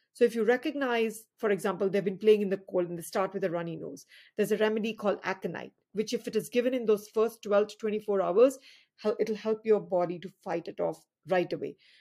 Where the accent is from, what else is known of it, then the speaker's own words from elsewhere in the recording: India; moved away as an adult; also born or lived in Fairfield County, Connecticut; now in United States; we came from a country which, uh, uh, has twenty-plus states